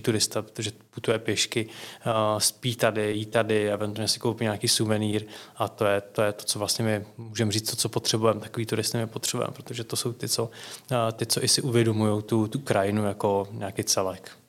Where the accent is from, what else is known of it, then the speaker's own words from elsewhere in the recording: Lusatian Mountains, Liberec Region, Czechia; jsem taky z Lužického hora